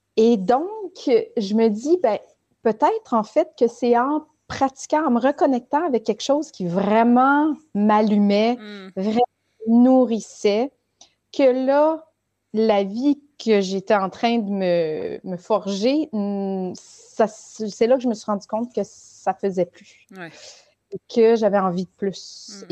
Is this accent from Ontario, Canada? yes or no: yes; Ontario, Canada; now in Quebec, Canada; je suis née et j'ai grandi en Ontario